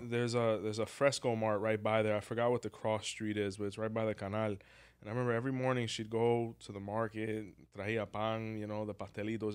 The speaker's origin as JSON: {"language": "English", "town": "Hialeah", "region": "Florida", "country": "United States", "said": "we're from the same place"}